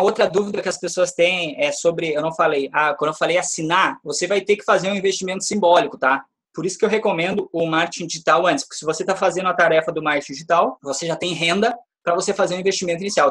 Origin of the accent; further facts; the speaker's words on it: Brazil; Estou falando isso como brasileiro, eu adoro o meu país